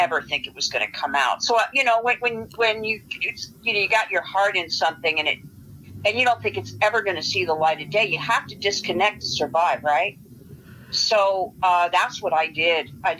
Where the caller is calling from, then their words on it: Los Angeles, California, United States; San Fernando Valley in Los Angeles.